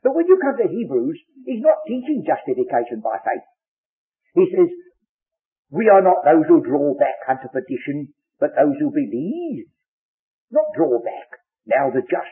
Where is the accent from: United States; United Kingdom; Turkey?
United Kingdom; England; I'm English by birth